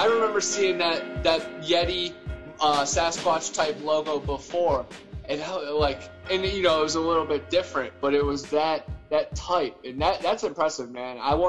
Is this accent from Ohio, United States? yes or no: yes; Ohio, United States; now in Florida, United States; I'm originally from Ohio. Now I live in Florida.